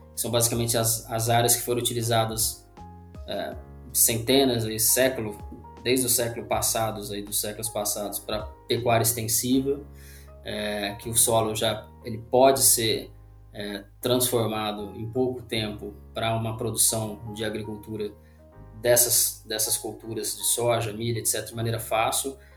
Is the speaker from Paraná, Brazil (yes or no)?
yes; Londrina, Paraná, Brazil; now in Uberlândia, Brazil; eu sou de Londrina, no Paraná